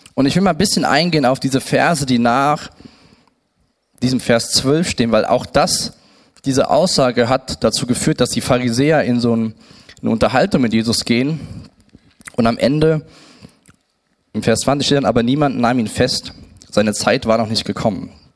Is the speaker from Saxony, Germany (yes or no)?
no; Siegen, North Rhine-Westphalia, Germany; geboren in Siegen